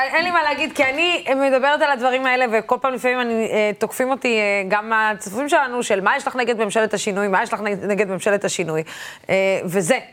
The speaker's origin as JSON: {"language": "Hebrew", "region": "periphery", "country": "Israel", "tie": "born or raised there", "said": "בתור ילדה שגדלה בפריפריה"}